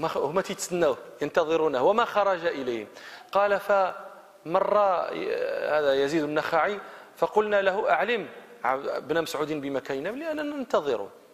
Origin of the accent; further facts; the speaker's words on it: Morocco; احنا في المغرب